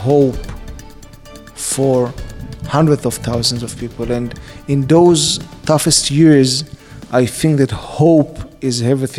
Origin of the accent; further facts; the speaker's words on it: Israel; As an Israeli person who was born and raised in the State of Israel, we have always understood that we had enemies on our borders.